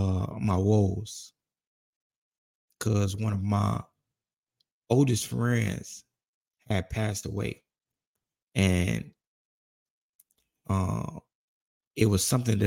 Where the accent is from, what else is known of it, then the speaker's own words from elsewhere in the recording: United States; I'm from Roseland, to where like one part of Roseland is legitimately a low income to middle class